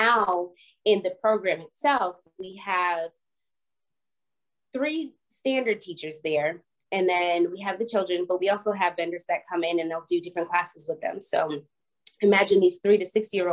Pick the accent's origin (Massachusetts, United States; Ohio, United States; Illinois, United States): Massachusetts, United States; Boston; moved away; also born or lived in Los Angeles / Atlanta; I was born and raised in Boston